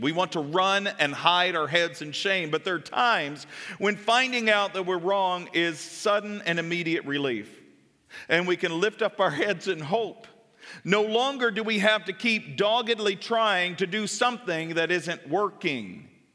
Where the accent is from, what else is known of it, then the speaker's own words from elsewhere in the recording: Kentucky, United States; I'm from Kentucky